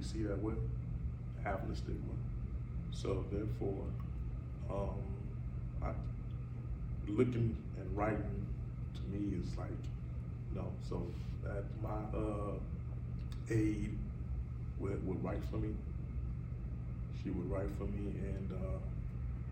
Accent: Chicago, Illinois, United States; I grew up here in Chicago, West Side

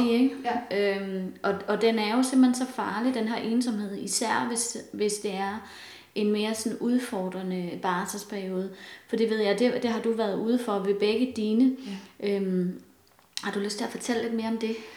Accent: Denmark; som danskere

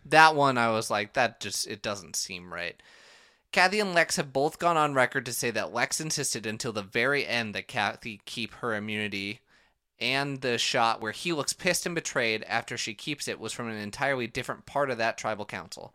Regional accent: Minnesota, United States; accent: Minnesotan long O; I am Minnesotan, so every O is a long O sound.

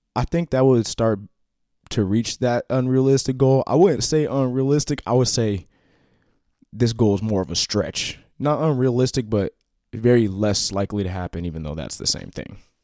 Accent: Washington, United States; also born or lived in Iowa; When I move to Iowa, or I go places, and I tell people I'm from Washington, they always assume Washington, D C

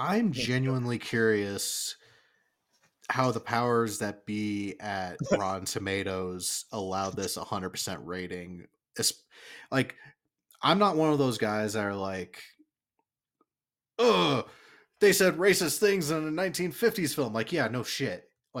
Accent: Tennessee, United States; I'm from Tennessee, and these are all my cousins on my dad's side, and these are my cousins on my mom's side.

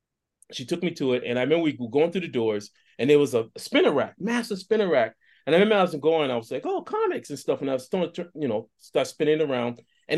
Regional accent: Boston, Massachusetts, United States; I grew up in Boston.

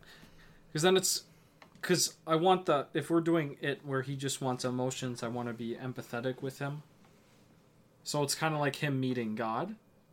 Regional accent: United States; As a proud American who hates Britain

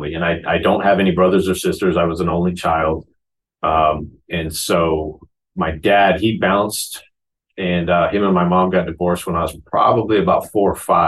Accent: Phoenix, Arizona, United States; also born or lived in Queen Creek, Arizona; So I was born in Phoenix, Arizona. And my mom and dad at the time lived in what is now referred to as South Phoenix, along with my grandparents lived in the area as well. Grew up there, and all the way through my freshman year of high school was in Phoenix.

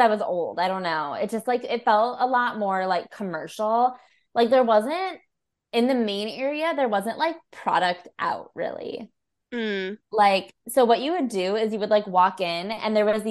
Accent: Chicago, Illinois, United States; I was from Chicago where we had like the American Girl doll store

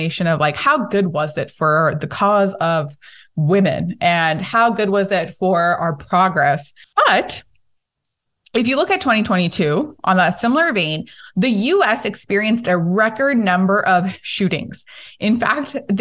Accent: California, United States; as a Californian

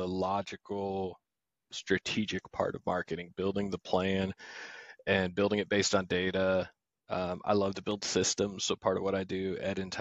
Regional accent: New Jersey, United States; moved away as an adult; also born or lived in Michigan / upstate New York; now in East Tennessee, United States; I grew up in South Jersey

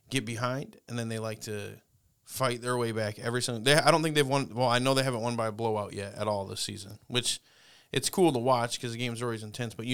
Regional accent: West Virginia, United States; But I'm so from West Virginia.

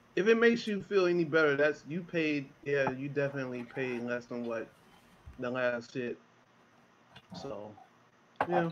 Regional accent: Chicago, Illinois, United States; also born or lived in near Oakland / San Jose, California; now in San Jose area, United States; I'm from Chicago

